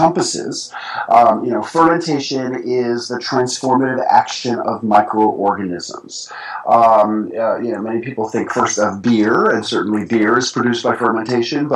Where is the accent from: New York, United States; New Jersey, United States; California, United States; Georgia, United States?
New York, United States; New York City; moved away as an adult; now in rural Tennessee, United States; as a kid growing up in New York City